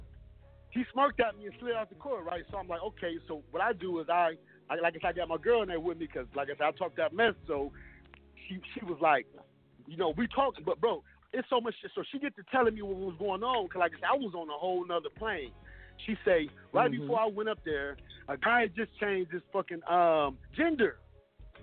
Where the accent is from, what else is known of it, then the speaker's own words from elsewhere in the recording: Ohio, United States; moved away as an adult; now in Florida, United States; I'm originally from Ohio, but when I got released from prison in 2009, I moved to Florida